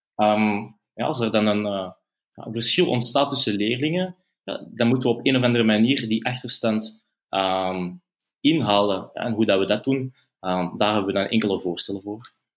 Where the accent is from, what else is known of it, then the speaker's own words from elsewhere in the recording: Antwerp, Flanders, Belgium; ik ben zelf van Antwerpen